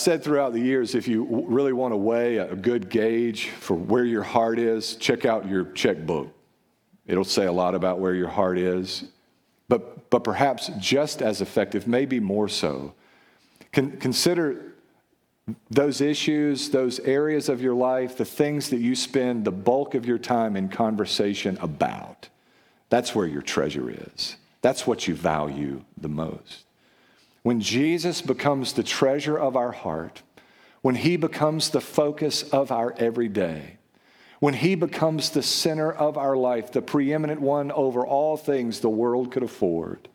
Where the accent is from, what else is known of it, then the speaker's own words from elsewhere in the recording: United States; we're American and we're Western